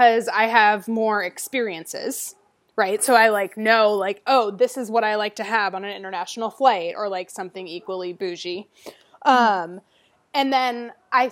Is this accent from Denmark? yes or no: no; United States